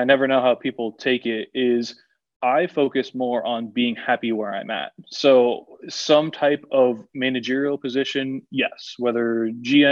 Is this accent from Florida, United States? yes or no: yes; West Palm Beach, Florida, United States; moved away as an adult; also born or lived in Miami, Florida / Greenville, Tennessee / Biloxi, Mississippi; I grew up in West Palm